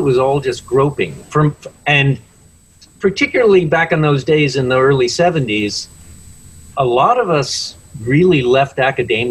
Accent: United States; moved away as an adult; also born or lived in Detroit, Michigan / Portsmouth area, New Hampshire; I was born in Detroit, but I grew up in Connecticut and Long Island

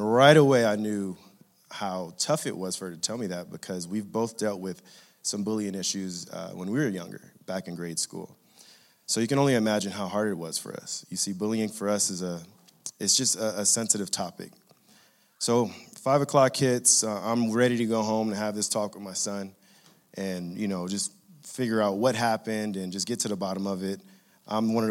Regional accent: Inglewood, California, United States; growing up in Inglewood, California

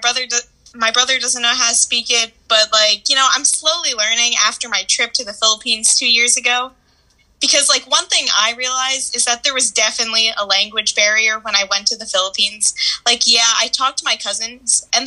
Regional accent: Long Island, New York, United States; I was born here, but my parents moved here with my brother

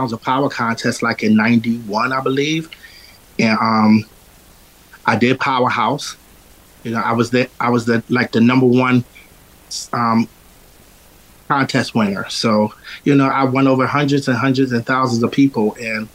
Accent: Philadelphia, Pennsylvania, United States; also born or lived in the South / East Oak Lane, Philadelphia; Originally from North Philly. You know, when I was a kid, my mom died when I was 12. And then I moved down south with my grandmother and my grandfather. And then I came back to live

